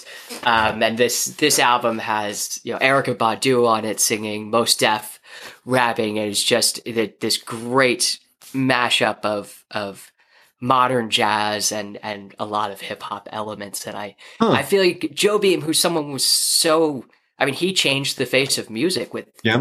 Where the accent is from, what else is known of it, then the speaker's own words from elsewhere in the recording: United States; I'm an American, so obviously I only speak one English. One language, which is English